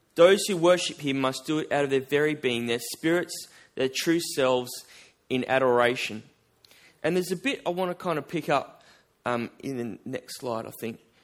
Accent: Albany, Western Australia, Australia; I'm from Albany. Uh, it's about four hours south of here.

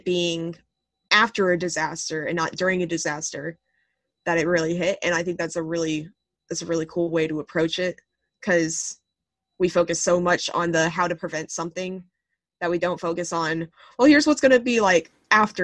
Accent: Texas, United States; I am from Texas.

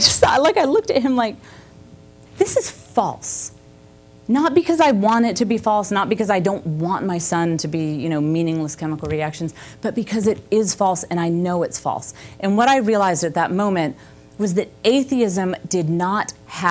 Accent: the Bible Belt, the South, United States; I had grown up in the Bible Belt

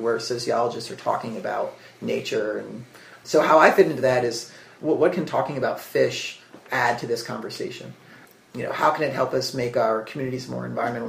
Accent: suburbs of New Jersey, United States; I grew up in the suburbs of New Jersey, which is like not a romantic landscape

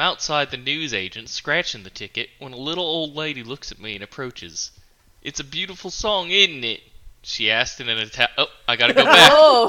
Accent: Australia; It was a week... I'm from Australia.

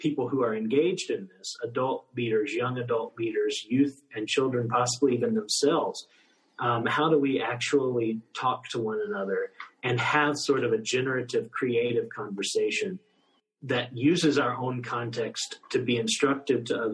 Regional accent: United States; moved away; as an American, as someone from the United States

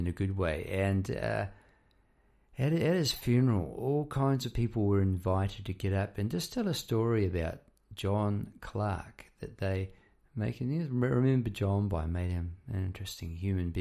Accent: New Zealand; moved away as an adult; now in Melbourne, Australia; I'm actually from New Zealand, if you hadn't guessed already with the accent. I'm living in Melbourne. I've been here about 20 years.

